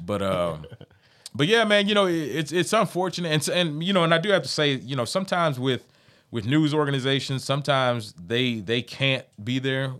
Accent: Amarillo, Texas, United States; I'm from the Heights

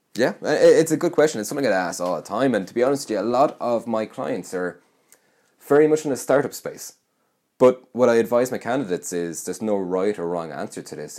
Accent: Roscommon, Connacht, Ireland; moved away; I'm from Roscommon. So, last Christmas, I was back home

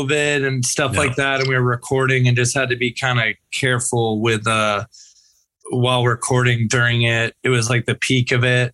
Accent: Bay Area, California, United States; growing up in the Bay Area

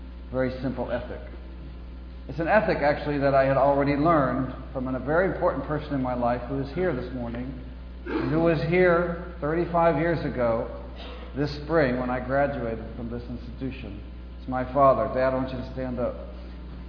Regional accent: Massachusetts, United States; now in Kansas, United States; I grew up in Massachusetts. I'm a New Englander by birth and heritage, but I live in Kansas now

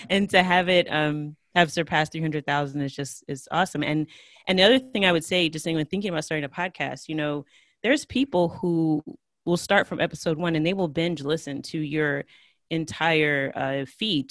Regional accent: United States; first language English; I'm from the United States

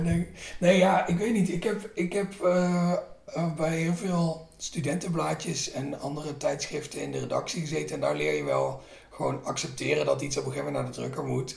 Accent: North Limburg, Netherlands; moved away; ik ben eens dus opgegroeid in Noord-Limburg, waar je heel veel glastuinbouw hebt

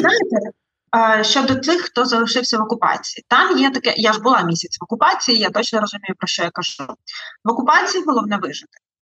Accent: Melitopol, Zaporizhzhia Oblast, Ukraine; moved away as an adult; now in Kyiv, Ukraine; Мелітополь це моє рідне місто

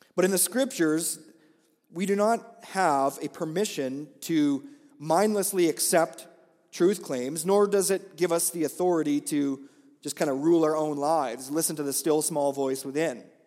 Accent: Olds, Alberta, Canada; moved away; I grew up here in Olds, so Olds is not unfamiliar territory for me.

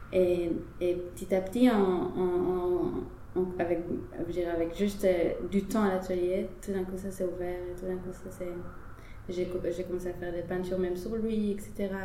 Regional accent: Israel; moved away as an adult; now in France; j'ai grandi en Israël toute ma vie

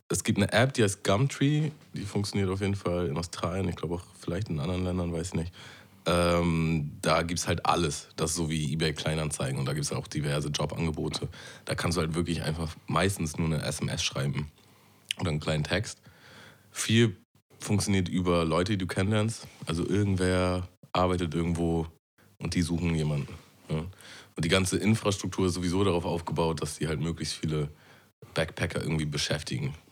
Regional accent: Hamburg, Germany; Hamburg ist halt schon meine Heimat, so ich fühle mich sehr verbunden mit dieser Stadt

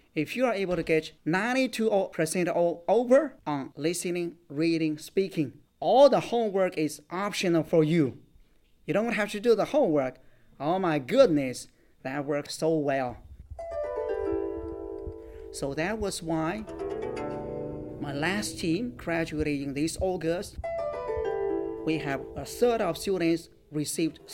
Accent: countryside of Shaanxi province, China; English is a second language; moved away as an adult; my hometown is in the countryside, and then Xi'an is a big city

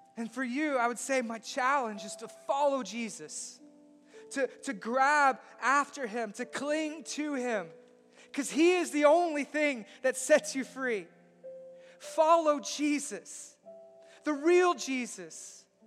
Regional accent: Southeast Texas, United States; I'm from Southeast Texas

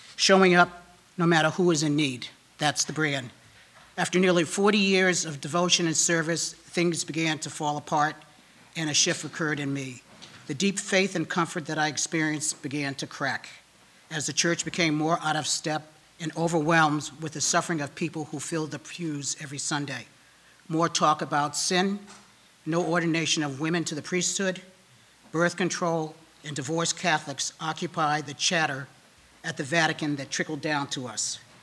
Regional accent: Connecticut, United States; moved away as an adult; also born or lived in Boston; I grew up in Connecticut

